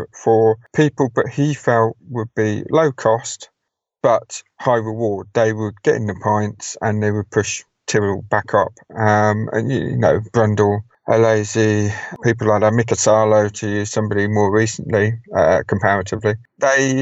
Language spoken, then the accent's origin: English; United Kingdom